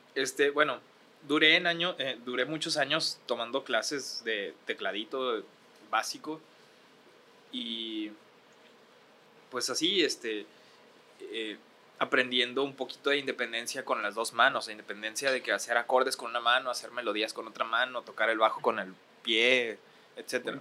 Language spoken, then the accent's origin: Spanish; Ciudad Juárez, Chihuahua, Mexico; accent: Juárez; moved away as an adult; also born or lived in Acapulco / Mexico City / Monterrey; tengo el acento de Juárez